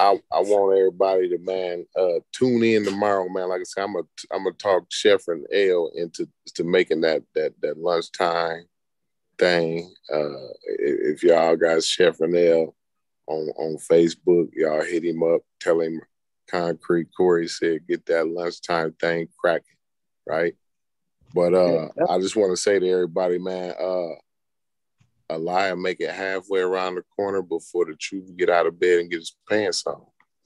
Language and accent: English; United States; It's my right, and I'm an American.